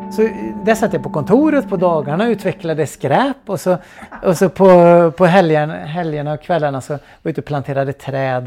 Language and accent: Swedish; Trollhättan, Västra Götaland, Sweden; Jag växte upp i Trollhättan på 1980-talet